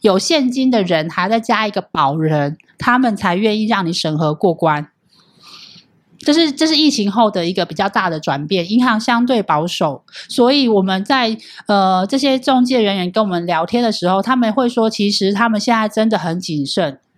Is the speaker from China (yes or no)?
no; Hualien, Hualien County, Taiwan; 像像我是花莲人啊，是哪一家？